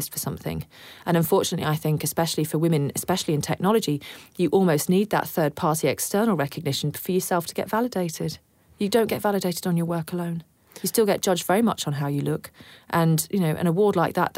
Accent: United Kingdom; now in Australia; Being British born as well

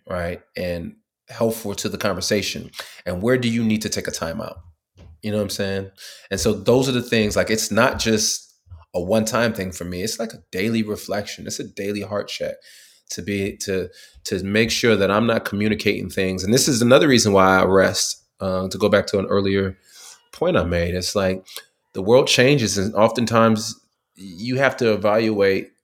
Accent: California, United States; moved away as an adult; also born or lived in Tuskegee, Alabama; I grew up in California

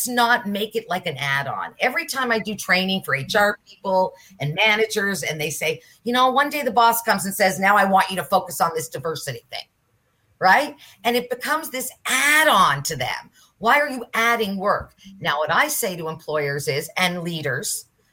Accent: Nova Scotia, Canada; I'm from Nova Scotia.

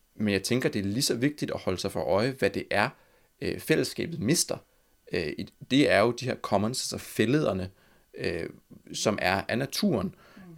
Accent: Copenhagen, Capital Region of Denmark, Denmark; Jeg er fra Amager

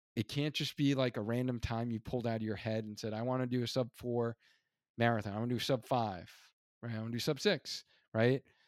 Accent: New York, United States; moved away; also born or lived in Hartford; being an original New Yorker

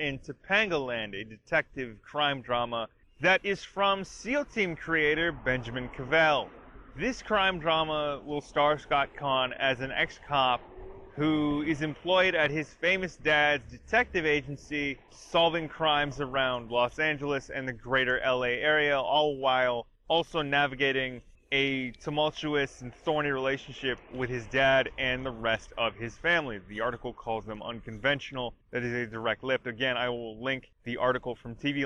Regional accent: Canada; I'm Canadian.

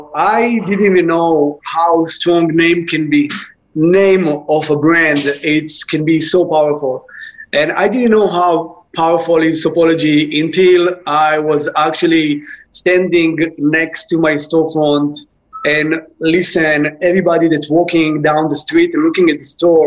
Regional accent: Israel; English is a second language; moved away as an adult; now in New York, United States; Okay, I came from Israel. In Israel, back 15 years ago, when did I open it? It was very popular to open skincare boutiques. And I thought that I can just do it nicer and better here in New York.

